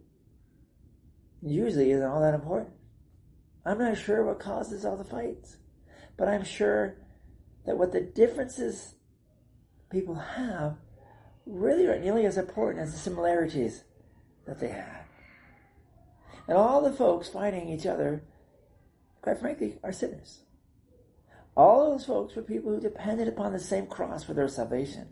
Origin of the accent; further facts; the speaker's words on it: South San Francisco, California, United States; also born or lived in Placerville, California / Fort Wayne, Indiana / Panama; the churches I grew up in South San Francisco